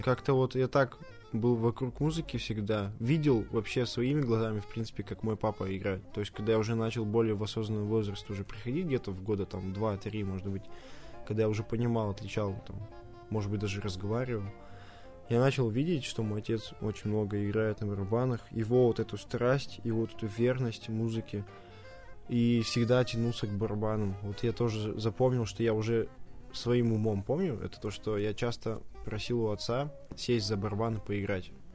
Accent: Russia; я очень горд, что я родился в России

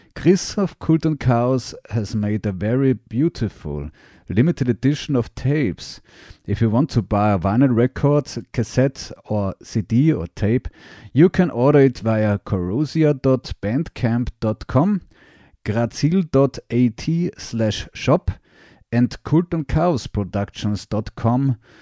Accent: Graz, Styria, Austria; I'm a musician from Graz, Austria

